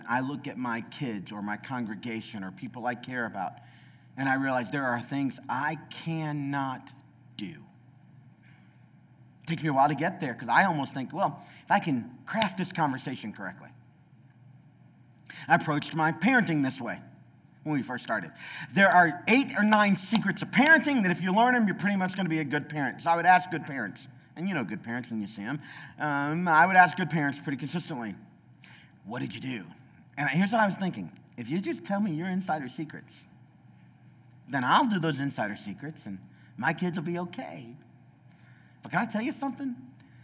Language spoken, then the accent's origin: English; United States; I'm an American